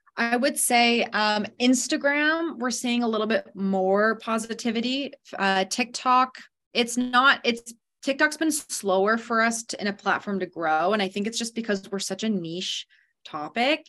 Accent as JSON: {"language": "English", "town": "London", "region": "Ontario", "country": "Canada", "also_born_or_lived": "Halifax, Nova Scotia / Prince Rupert, British Columbia", "moved": "as an adult", "lives_now": "British Columbia, Canada", "said": "I'm from London, Ontario originally."}